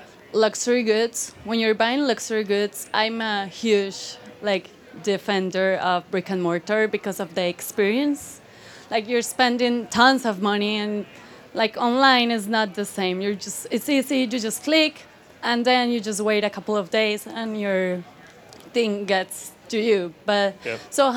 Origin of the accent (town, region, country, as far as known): Colombia